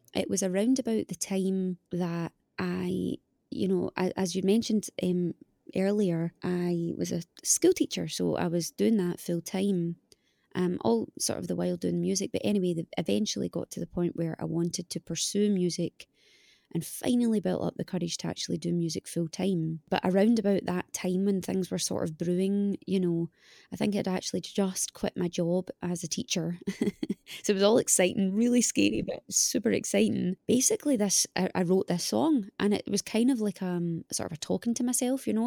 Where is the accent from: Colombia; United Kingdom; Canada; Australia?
United Kingdom; Scotland; moved away as an adult; now in Los Angeles, United States; I'm Scottish